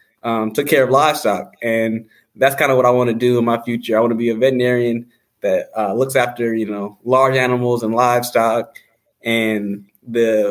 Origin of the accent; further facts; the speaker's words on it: Marietta, Georgia, United States; moved away as an adult; also born or lived in Jefferson City, Missouri; now in West Lafayette, United States; I am from Marietta, Georgia.